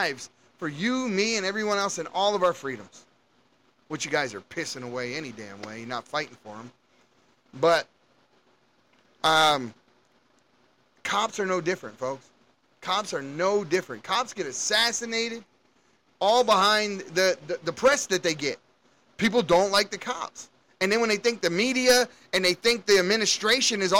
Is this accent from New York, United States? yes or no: no; Baltimore, Maryland, United States; I grew up in Baltimore City, and we had some things going on where I grew up